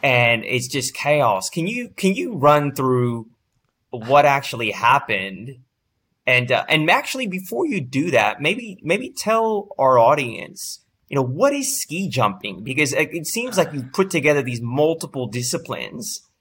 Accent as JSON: {"language": "English", "area": "East Bay", "region": "California", "country": "United States", "tie": "born or raised there", "said": "That's my hometown. I didn't go to Berkeley, but I grew up in the, in the East Bay"}